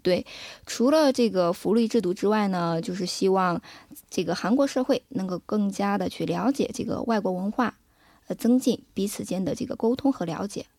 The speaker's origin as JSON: {"language": "Chinese", "country": "China", "moved": "yes", "lives_now": "South Korea", "said": "我们中国人比较吃苦耐劳"}